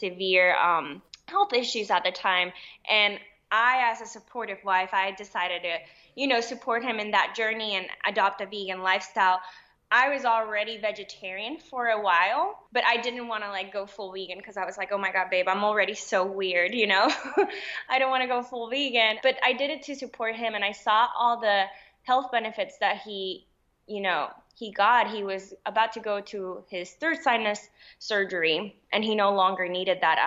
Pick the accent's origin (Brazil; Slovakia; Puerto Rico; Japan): Puerto Rico; I am Puerto Rican. I was born and raised in Puerto Rico.